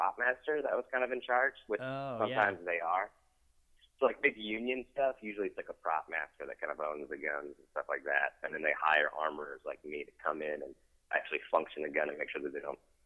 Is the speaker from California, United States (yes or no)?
no; Detroit, Michigan, United States; moved away as an adult; now in Los Angeles, United States; I'm originally from Detroit